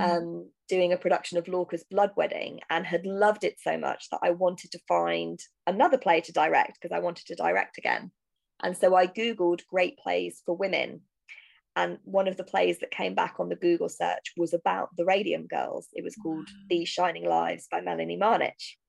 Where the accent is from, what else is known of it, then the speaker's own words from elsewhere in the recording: United Kingdom; I'm a British writer writing American history